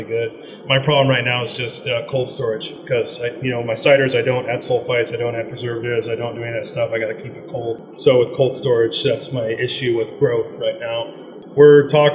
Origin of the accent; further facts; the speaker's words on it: Ridgefield, Washington, United States; I was born and raised in a little town called Richfield, Washington, just north of about 20 minutes north of Portland, Vancouver.